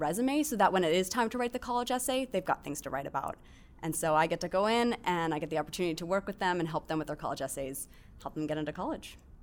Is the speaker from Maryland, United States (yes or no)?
yes; Baltimore, Maryland, United States; I'm from Baltimore